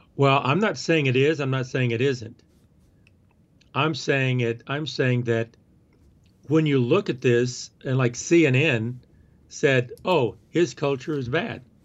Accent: the South, United States; moved away; I'm talking that way 'cause that's how I talk. I'm from the South

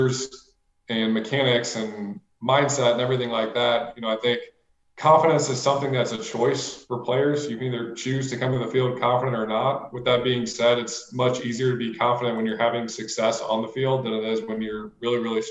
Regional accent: St. Louis, Missouri, United States; moved away as an adult; also born or lived in Miami; I'm from St. Louis. I mean, I'm just a Midwest kid

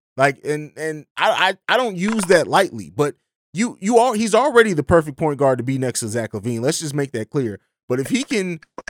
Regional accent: Vicenza, Veneto, Italy; moved away; Because I grew up overseas. I grew up in Vicenza, Italy. And I was super big Bulls fan even when I lived over. My dad's from Chicago

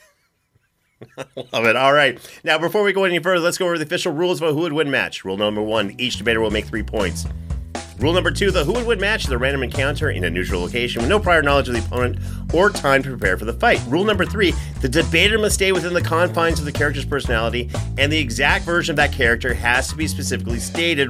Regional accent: Canada; I'm from Canada

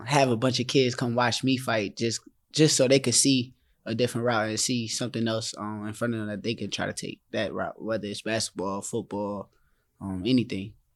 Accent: Newark, New Jersey, United States; my hometown.

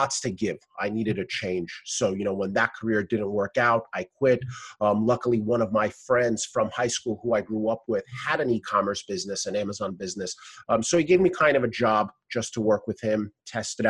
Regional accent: New York City, New York, United States; I am from Brooklyn, New York, born and raised

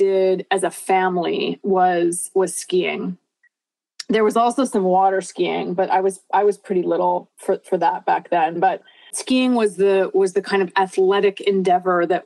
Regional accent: Vancouver, British Columbia, Canada; moved away as an adult; also born or lived in Southern California; now in Bainbridge Island, United States; I grew up in Vancouver, Canada

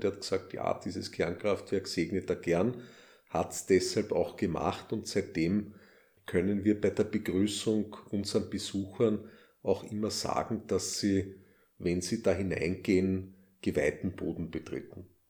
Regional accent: Styria, Austria; accent: Styrian; meinen scheinbar steirischen Akzent, meinen steirischen englischen Akzent

